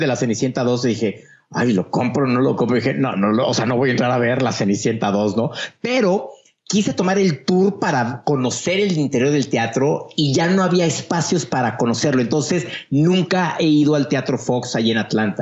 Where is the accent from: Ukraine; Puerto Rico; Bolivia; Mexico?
Mexico; yo como mexicano